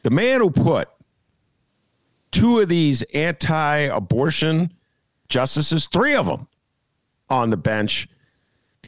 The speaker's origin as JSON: {"language": "English", "town": "Evanston", "region": "Illinois", "country": "United States", "said": "I'm from the West Side of Evanston"}